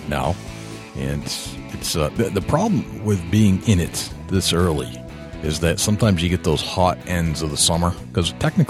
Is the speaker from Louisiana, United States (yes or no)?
no; New Hampshire, United States; Turns out Craig actually lives in my home state of New Hampshire